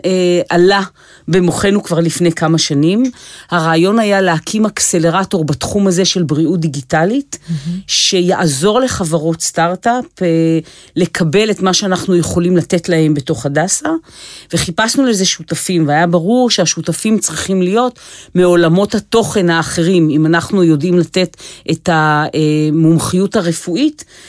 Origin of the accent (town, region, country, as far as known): Israel